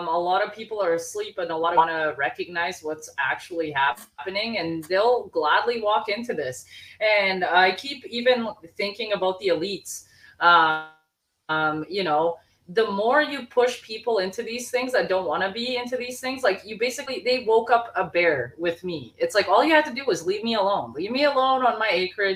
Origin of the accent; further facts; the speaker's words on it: Bosnia & Herzegovina; moved away; I'm from Bosnia.